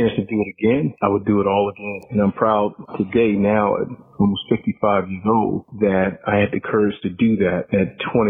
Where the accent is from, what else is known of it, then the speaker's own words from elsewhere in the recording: Deep South, United States; I truly learned what racism was, Jason, even though I grew up in the Deep South, when I became a police officer.